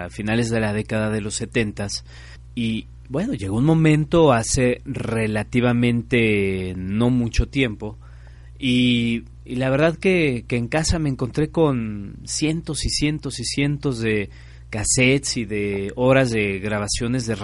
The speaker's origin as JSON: {"language": "Spanish", "country": "Mexico", "said": "de no perder esta forma a través de la cual nos comunicamos como mexicanos"}